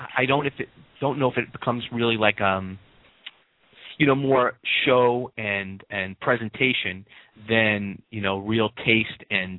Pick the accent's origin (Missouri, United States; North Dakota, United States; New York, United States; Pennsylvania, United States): New York, United States; I'm a New Yorker. Oh, okay. Born and raised.